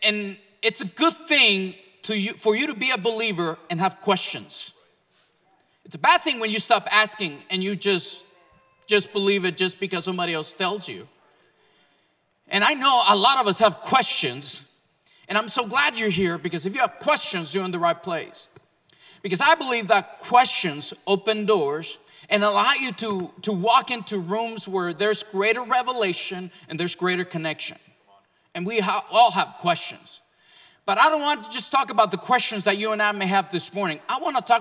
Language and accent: English; Mexico; now in Oklahoma, United States; I was born and raised in Mexico